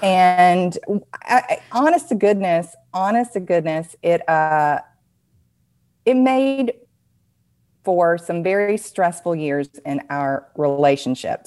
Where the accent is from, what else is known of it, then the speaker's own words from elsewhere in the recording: the South, United States; accent: Southern; my Southern accent